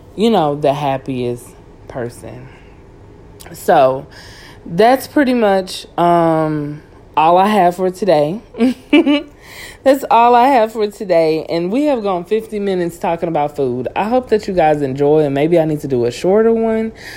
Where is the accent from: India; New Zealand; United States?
United States; Cajun, Louisiana; I'm Cajun, so everything come with rice